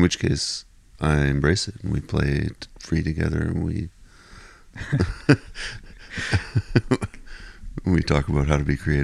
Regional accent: Ottawa, Ontario, Canada; growing up in Ottawa

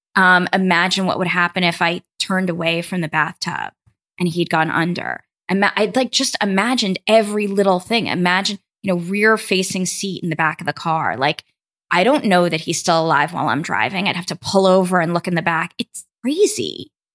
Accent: New York City, New York, United States; I grew up in Brooklyn, New York.

